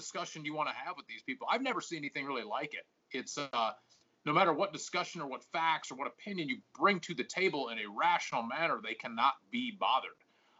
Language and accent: English; Charlotte, North Carolina, United States; Monique and I grew up in Charlotte, in the South. Well, granted, Charlotte is probably one of the more progressive cities in the South. Charlotte's kind of like the anti-South